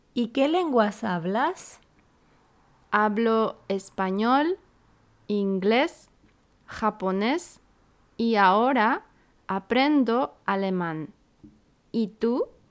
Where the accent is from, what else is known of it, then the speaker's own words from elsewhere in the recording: Santiago, Santiago Metropolitan Region, Chile; moved away as an adult; now in Yokohama, Japan; Soy de Chile, de Santiago